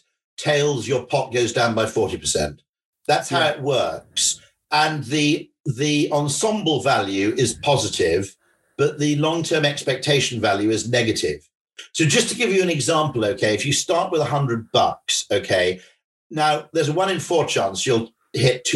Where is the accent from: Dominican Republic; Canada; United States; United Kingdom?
United Kingdom; Welsh, Wales; as a Welshman